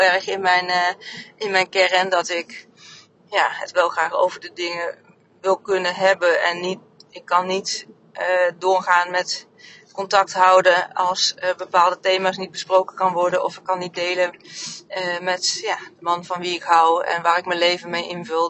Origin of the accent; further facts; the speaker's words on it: Oldenzaal, Overijssel, Netherlands; moved away as an adult; also born or lived in North Brabant / Harderwijk; mijn hele puberteit in, in Oldenzaal heb gewoond, Enschede